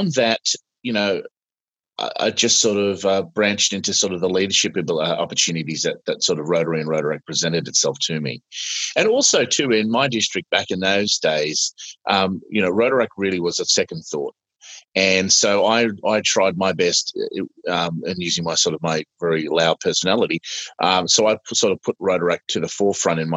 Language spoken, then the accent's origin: English; Sydney, New South Wales, Australia; I am Australian.